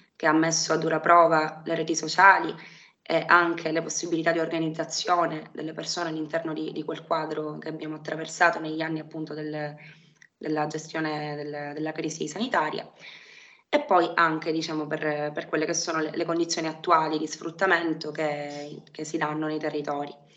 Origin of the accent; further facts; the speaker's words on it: Palermo, Sicily, Italy; sono palermitana, eh, vivo a Palermo da, da sempre